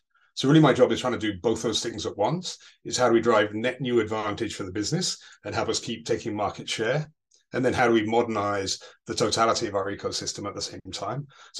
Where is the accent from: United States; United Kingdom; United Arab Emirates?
United States; Chicago, Illinois; You can tell by the accent I'm from Chicago.